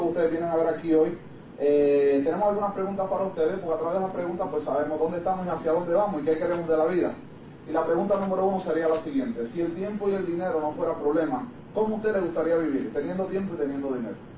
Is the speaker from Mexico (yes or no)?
no; Puerto Rico; Me encontraba en mi país